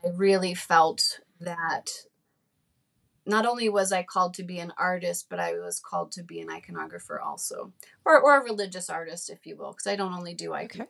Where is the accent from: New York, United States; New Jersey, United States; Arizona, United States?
New Jersey, United States; growing up in New Jersey